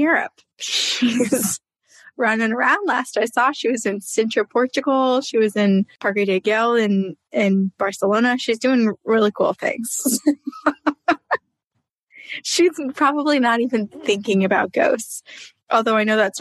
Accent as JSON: {"language": "English", "region": "Vermont", "country": "United States", "tie": "born or raised there", "said": "I grew up in Vermont"}